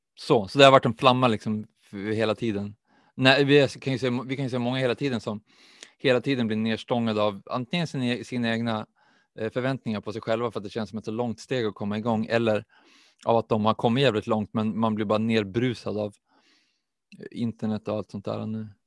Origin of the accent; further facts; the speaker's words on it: Umeå, Västerbotten County, Sweden; jag är också uppvuxen i Umeå